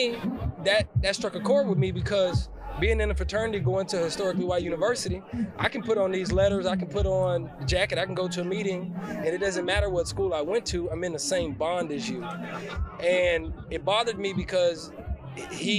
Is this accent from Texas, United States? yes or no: yes; Houston, Texas, United States; So I grew up in Houston, I went to school with everybody